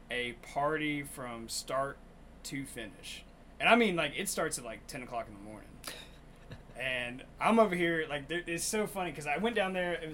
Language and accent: English; Monroe, Louisiana, United States; born there; I was born in Monroe, Louisiana. I wasn't raised there, but I was born there.